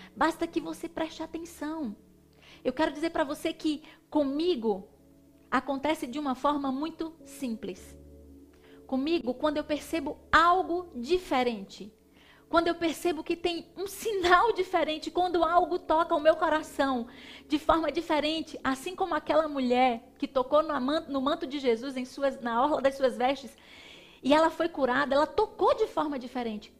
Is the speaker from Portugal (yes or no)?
no; Northeast Region, Brazil; Como uma boa nordestina comendo um cuscuz com leite, um cuscuz com ovo